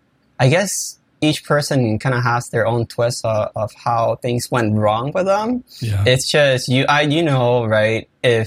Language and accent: English; Puerto Rico; moved away as an adult; now in Maui, United States; I'm born and raised in Puerto Rico. In short, I was working for a photography company there.